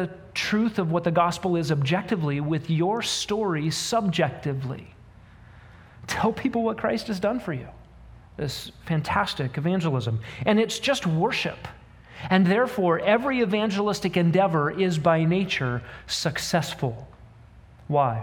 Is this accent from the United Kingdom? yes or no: no; United States; particularly as American humans